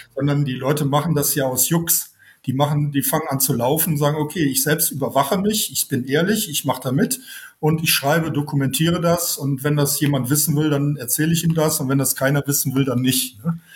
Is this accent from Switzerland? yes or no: no; Germany; Ich bin aus dem Nachbarland, aus äh, Deutschland